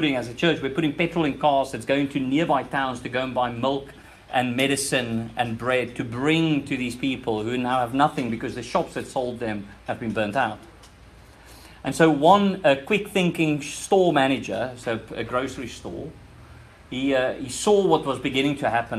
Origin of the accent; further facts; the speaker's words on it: South Africa; moved away; This is where my accent is from. I'm from that country.